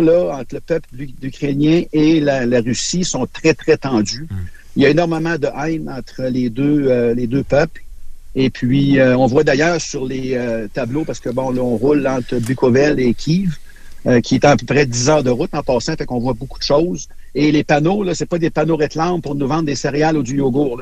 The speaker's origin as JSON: {"language": "French", "country": "Canada", "said": "je viens du Canada"}